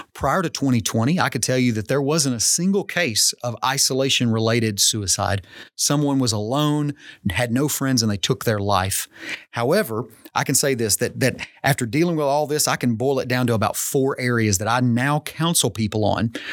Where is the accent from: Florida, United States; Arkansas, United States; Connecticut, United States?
Arkansas, United States; as all Arkansans